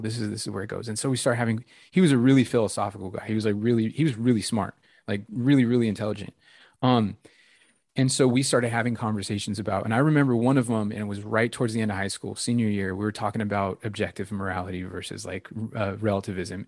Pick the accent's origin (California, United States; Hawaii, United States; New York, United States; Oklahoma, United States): California, United States; Victorville; moved away; my hometown of victorville middle of nowhere desert in california in the mojave